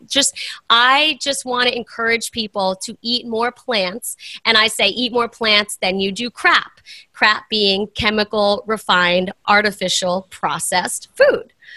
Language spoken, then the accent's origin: English; East Coast, United States; moved away as an adult; I'm from the East Coast